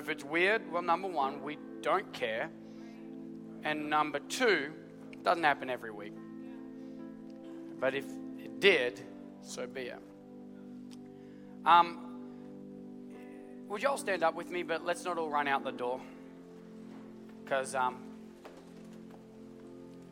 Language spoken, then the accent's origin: English; Australia; I'm Australian